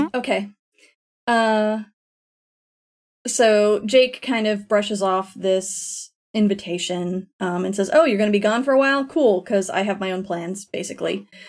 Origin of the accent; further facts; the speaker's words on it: Florida, United States; moved away; also born or lived in Tennessee; I grew up in Florida